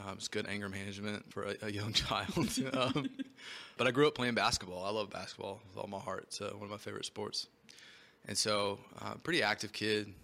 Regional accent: Knoxville, Tennessee, United States; moved away as an adult; now in St. Louis, United States; I'm originally from Knoxville, Tennessee, born and raised. I was there for 19 years.

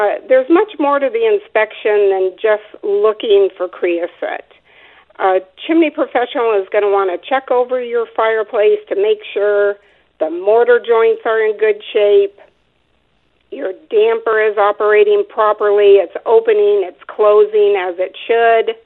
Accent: Phoenix, Arizona, United States; I actually was born and raised in Phoenix, Arizona. I'm a Arizona native

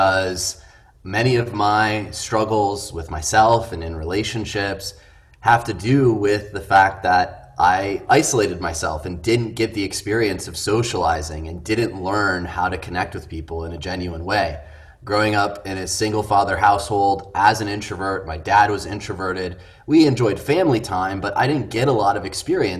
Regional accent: Midwest, United States; we're two guys from the Midwest

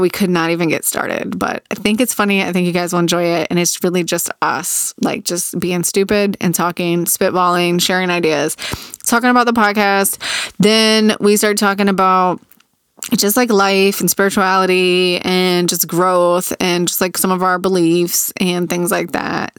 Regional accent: Virginia Beach, Virginia, United States; 'Cause I grew up in Virginia Beach. I grew up on the ocean.

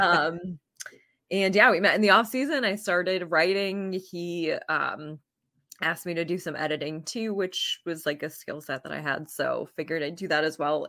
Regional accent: Vermont, United States; I grew up in Vermont, went to the University of Vermont

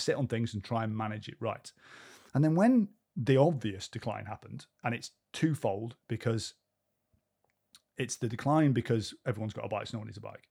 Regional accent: Cheltenham, South West England, United Kingdom; we used to ride the footpaths on Leckhampton Hill where I grew up in Cheltenham for all the time

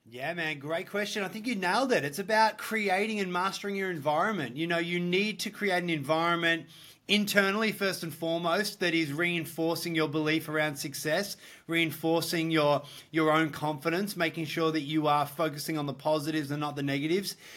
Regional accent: Australia; also born or lived in Gold Coast, Queensland; I'm from Australia. Uh, Australian boy, I live in the Gold Coast

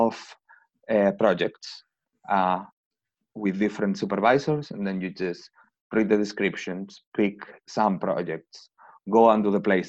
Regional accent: Spain; moved away as an adult; my country is a little bit different. As I said, I'm from Spain.

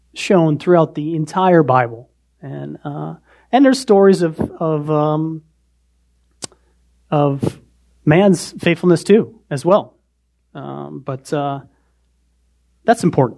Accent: Montana, United States; also born or lived in Indiana; now in Indianapolis, United States; I was born in Montana. We were still in Montana at the time

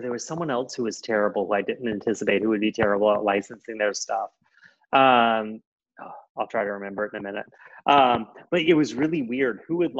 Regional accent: South Carolina, United States; I'm from South Carolina.

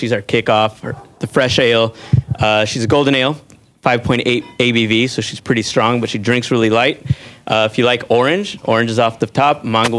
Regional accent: Los Angeles, California, United States; Native Sons from Boyle Heights. We grew up there

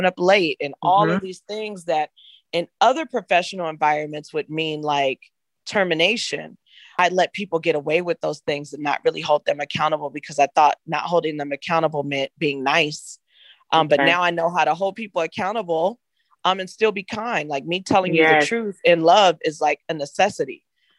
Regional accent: Inglewood, California, United States; I grew up in Inglewood, California

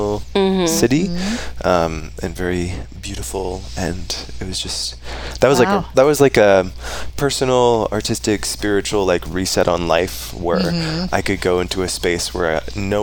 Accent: Coeur d'Alene, Idaho, United States; also born or lived in Snohomish, Washington; raised and spent most of my life in Coeur d'Alene

